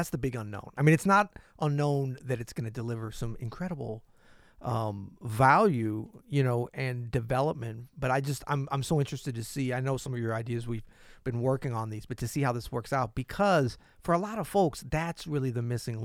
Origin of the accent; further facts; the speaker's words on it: United States; We're American